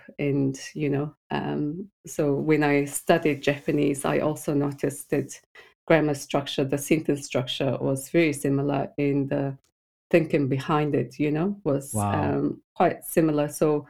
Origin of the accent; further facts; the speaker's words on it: Mongolia; first language Mongolian; English is a second language; Mongolian. We speak Mongolian.